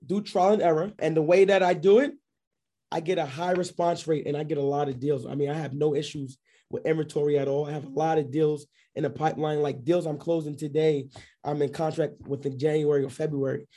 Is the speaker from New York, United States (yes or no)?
yes; New York City, New York, United States; moved away as an adult; also born or lived in Scranton, Pennsylvania; now in Georgia, United States; I'm based out of here in, uh, Georgia, but I'm originally from New York, uh, Queens, New York. I w, lived in Bayside, Queens, actually.